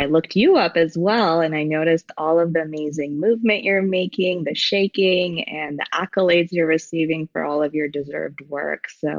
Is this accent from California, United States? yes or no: yes; San Diego, California, United States; also born or lived in Iran / Colorado; I was born in Iran. We moved to Colorado. I was raised predominantly in San Diego, moved to Northern California, came down to Southern California, moved back to Northern California.